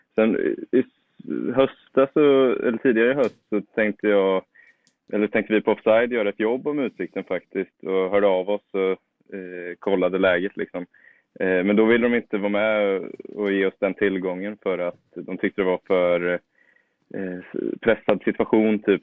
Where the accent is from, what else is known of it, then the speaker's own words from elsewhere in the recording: Motala, Östergötland, Sweden; also born or lived in Norrköping; Jag är ju från Norrköpingstrakten från början. Sen flyttade vi med familjen till eh, Motala, så växte jag väl stora delar upp där.